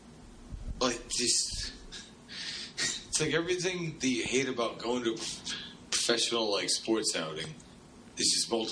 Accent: Massachusetts, United States; moved away; my home state of Massachusetts

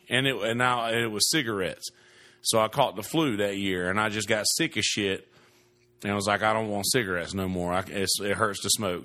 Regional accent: the South, United States; moved away; I'm from the South

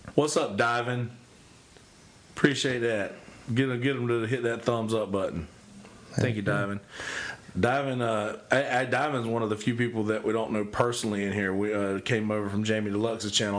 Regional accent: the South, United States; I grew up in the South

